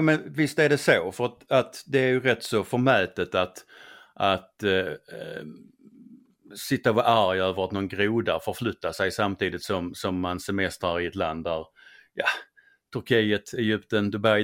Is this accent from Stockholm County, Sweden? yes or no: no; Skåne, Sweden; accent: Skånska; min skånska